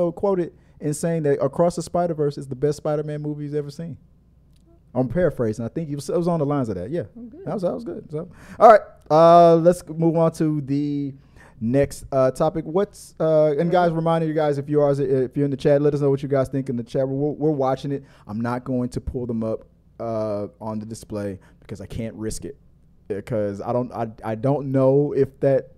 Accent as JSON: {"language": "English", "town": "Houston", "region": "Texas", "country": "United States", "said": "we are from Houston"}